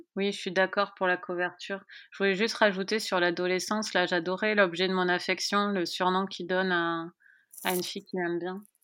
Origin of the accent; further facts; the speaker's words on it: France; en tant que Française